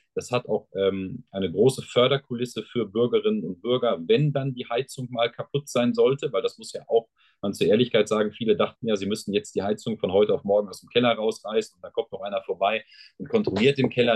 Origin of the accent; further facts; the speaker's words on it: Sauerland, North Rhine-Westphalia, Germany; bei uns im Sauerland ist man entweder Dortmund oder Schalke-Fan